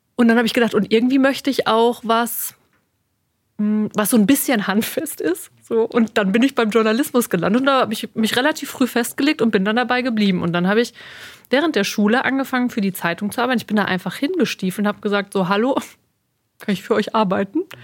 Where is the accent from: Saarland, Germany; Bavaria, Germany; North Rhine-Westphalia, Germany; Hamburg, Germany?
North Rhine-Westphalia, Germany; Sauerland; moved away as an adult; also born or lived in Cologne / Westmünsterland / Dortmund; now in Münster, Germany; ganz ursprünglich komme ich aus dem Sauerland